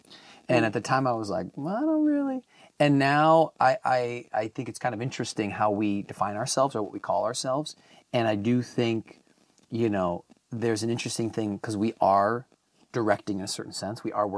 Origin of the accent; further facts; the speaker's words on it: Wisconsin, United States; now in Los Angeles, United States; So, hello … I am, I'm originally from Wisconsin, but I've been out here in Los Angeles for over like almost 15 years now.